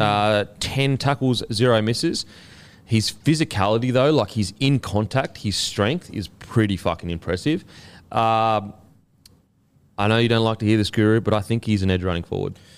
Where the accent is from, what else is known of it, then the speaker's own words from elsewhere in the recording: Queensland, Australia; as a Queenslander.